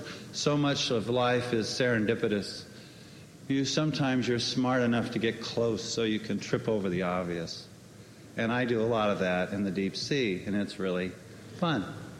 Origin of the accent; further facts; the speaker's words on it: Los Angeles, California, United States; now in Cape Cod, United States; I'm also from Los Angeles, I might add, but I've grown up on the last 25 years in a beautiful place called Cape Cod.